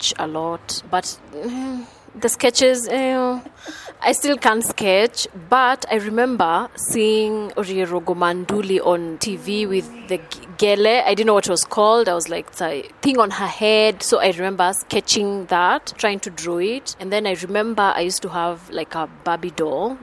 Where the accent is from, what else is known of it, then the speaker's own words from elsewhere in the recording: Thika, Kiambu County, Kenya; moved away as an adult; now in Nairobi, Kenya; I was born in Thika, raised in Thika, and then I moved to Nairobi 13 years ago